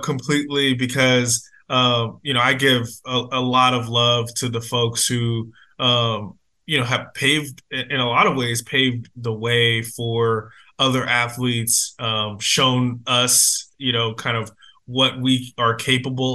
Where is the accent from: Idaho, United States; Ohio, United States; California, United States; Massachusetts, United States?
California, United States; Sacramento; also born or lived in San Francisco Bay Area, California; I was born in the Bay Area, grew up in Sacramento, spent most of my life here in Sacramento.